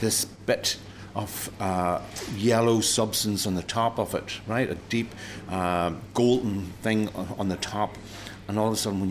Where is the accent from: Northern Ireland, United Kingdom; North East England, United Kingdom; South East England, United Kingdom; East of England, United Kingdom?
Northern Ireland, United Kingdom; Toomebridge; where I'm from Toombridge in County Antrim